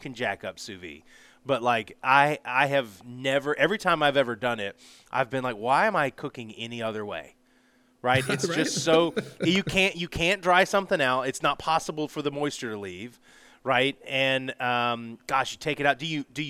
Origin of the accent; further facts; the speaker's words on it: Southern US, United States; So I'm from the South, right? And so I get some strange looks sometimes